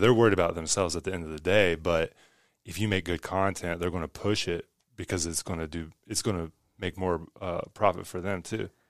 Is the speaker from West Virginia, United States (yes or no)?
yes; West Virginia, United States; I grew up in West Virginia, where no one values art.